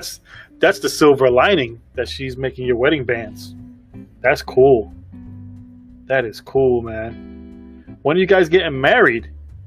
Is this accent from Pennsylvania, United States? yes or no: no; Brooklyn, New York, United States; accent: Brooklyn; I'm born and raised in Brooklyn, and I feel like I lost a lot of it. But, however, when I get around my family, it comes right out.